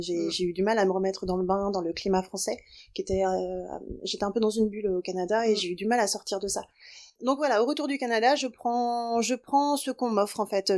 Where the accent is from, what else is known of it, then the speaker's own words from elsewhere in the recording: Brittany, France; je viens de Bretagne